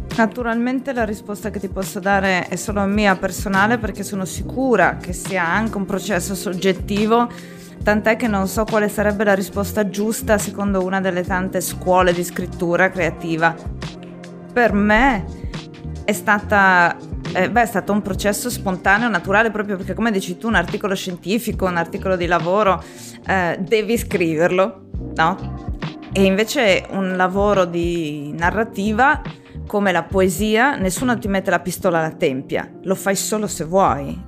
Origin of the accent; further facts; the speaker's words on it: Trieste area, Friuli-Venezia Giulia, Italy; vengo dalla zona di Trieste